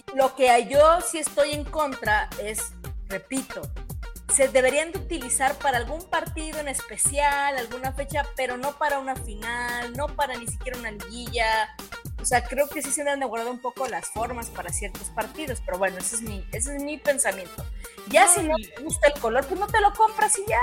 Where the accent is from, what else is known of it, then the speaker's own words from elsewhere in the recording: Xalapa, Veracruz, Mexico; yo no soy chilanga, yo soy de Veracruz, soy de Jalapa